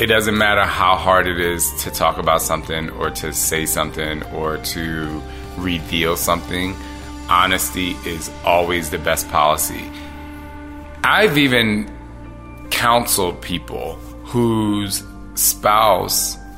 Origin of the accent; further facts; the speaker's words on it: Philadelphia, Pennsylvania, United States; growing up in Philly